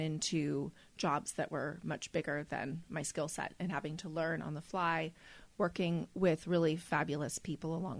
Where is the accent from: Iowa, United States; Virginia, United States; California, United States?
California, United States; Napa; also born or lived in London; When I grew up here in Napa, it was a boring town.